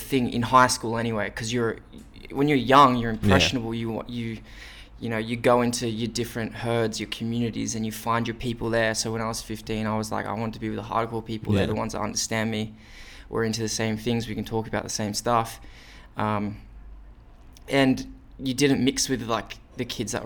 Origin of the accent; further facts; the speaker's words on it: Wollongong, New South Wales, Australia; moved away as an adult; now in Sydney, Australia; I'm from Wollongong